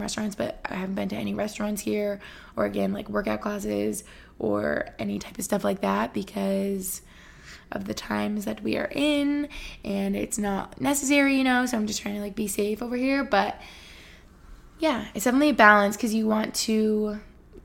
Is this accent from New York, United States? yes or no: yes; Albany, New York, United States; also born or lived in Boston; now in Allentown, United States; Albany, New York, where I grew up